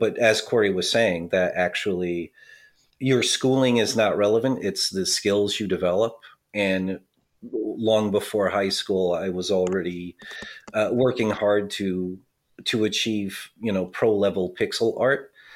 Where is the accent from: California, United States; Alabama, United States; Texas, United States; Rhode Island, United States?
Rhode Island, United States; Providence; I grew up in Providence, Rhode Island